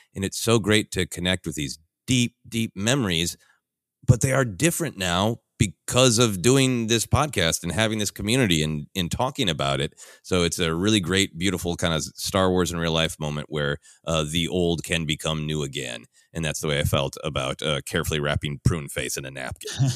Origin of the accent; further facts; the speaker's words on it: Minneapolis, Minnesota, United States; moved away; my hometown of Minneapolis